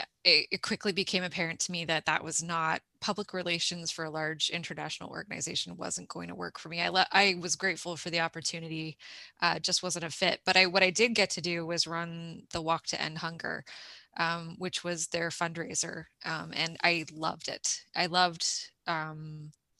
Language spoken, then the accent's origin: English; Toronto, Ontario, Canada; moved away as an adult; now in East Coast, Canada; I grew up in Toronto, in Scarborough, shout out to the East Side